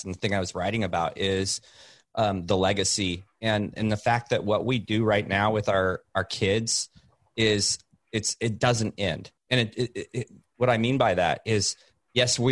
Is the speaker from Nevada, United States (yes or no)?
no; Oregon, United States; I grew up on the Oregon, up in Oregon